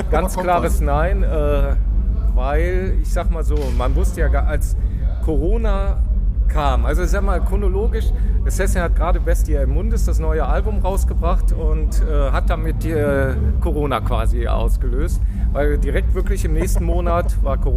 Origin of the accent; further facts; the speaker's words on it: Düsseldorf, North Rhine-Westphalia, Germany; wir kommen ja aus dem Rheinland, Düsseldorf, äh, ist ja auch nur ein paar Meter entfernt